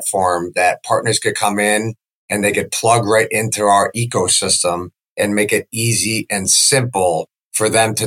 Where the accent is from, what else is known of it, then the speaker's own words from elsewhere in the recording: Chicago, Illinois, United States; moved away as an adult; now in Sarasota, United States; I grew up in the Chicagoland area